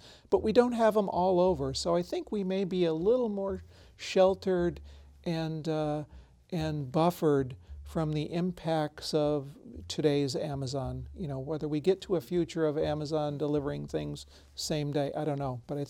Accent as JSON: {"language": "English", "region": "Michigan", "country": "United States", "moved": "yes", "said": "I come from Michigan originally, you know, 40 some years ago."}